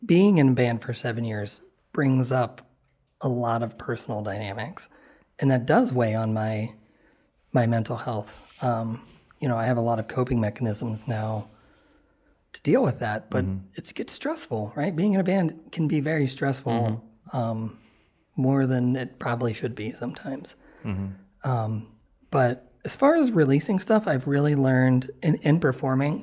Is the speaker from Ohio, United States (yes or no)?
yes; Ohio, United States; I grew up in Ohio